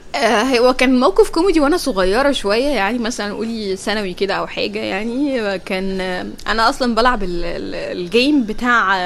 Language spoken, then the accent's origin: Arabic; Egypt; كل ما حد يشوفني بره مصر يقول لي يا بقى بلد عادل امام